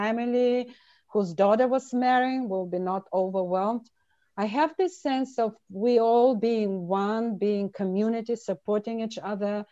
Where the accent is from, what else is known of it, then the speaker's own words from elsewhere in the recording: Bulgaria; I grew up in Bulgaria in a small village of 3,000 people